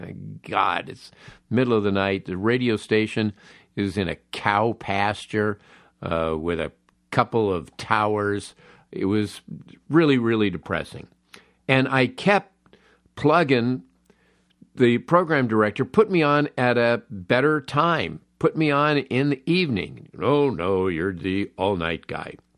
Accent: Los Angeles, California, United States; born and raised in Los Angeles, I have a real nostalgic love of this town.

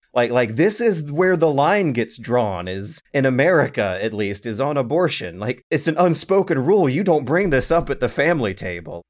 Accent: United States; as an American

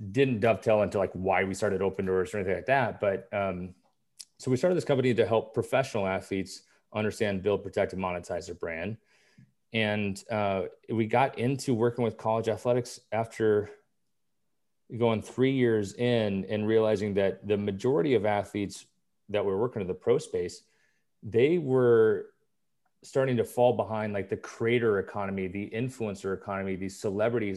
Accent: Kansas City, United States; moved away as an adult; also born or lived in Nebraska; growing up in Kansas City

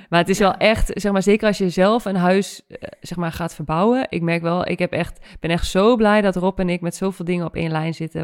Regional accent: Winterswijk, Gelderland, Netherlands; moved away; also born or lived in Randstad; Winterswijk rijd, waar ik vandaan kom

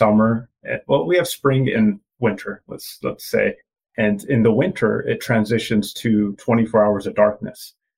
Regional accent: Canada; born there; I am East Indian. I was born in Canada, and my mom and dad are from India, and the culture we follow is Punjabi.

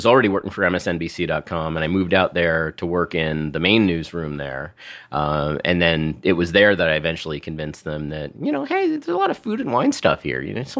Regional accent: New York City, New York, United States; also born or lived in Westchester / Seattle; I'm from here. I'm from New York City.

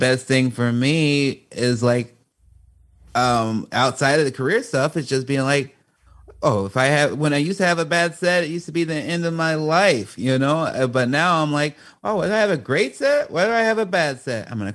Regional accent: Chicago, Illinois, United States; a young, you know, black man growing up in Chicago

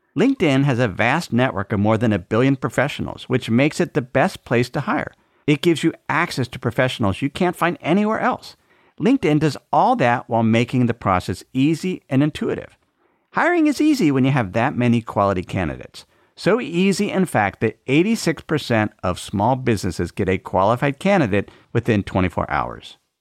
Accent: Idaho, United States; in my home state of Idaho

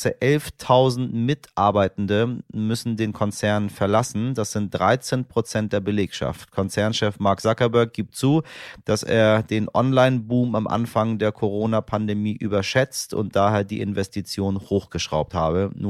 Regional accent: Iran; German is a second language; Wir sehen das als Iraner, ich glaube, unisono alle gleich und wir haben uns auch von ähm, Seiten der Menschen, die sich im Ausland befinden, äh, sehr, sehr doll eingesetzt.

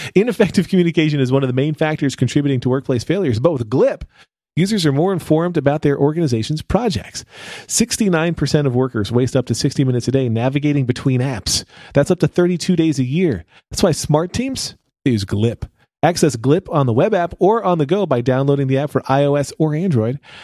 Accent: United States; I'm from America

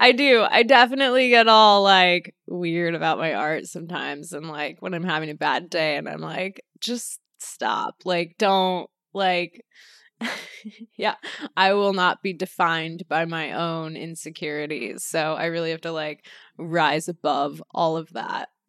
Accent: Los Angeles, California, United States; Born and raised Los Angeles

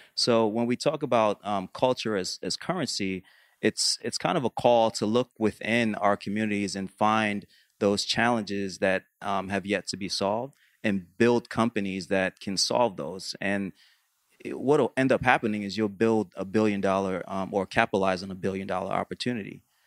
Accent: New York, United States; I grew up in New York

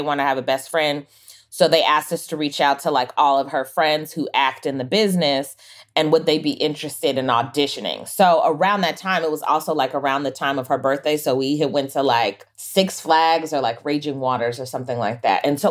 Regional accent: Los Angeles, California, United States; also born or lived in Michigan; I moved to the San Fernando Valley, which I've like only known Los Angeles and the Valley

